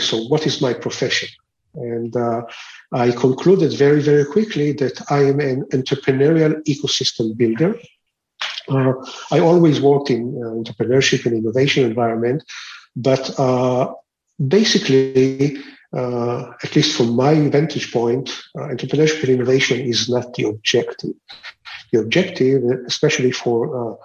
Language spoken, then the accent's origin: English; Israel; I'm of an Israeli origin. I grew up in Israel